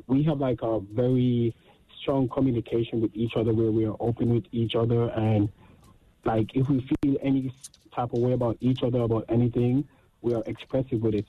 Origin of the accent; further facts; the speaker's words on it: Jamaica; I'm Jamaican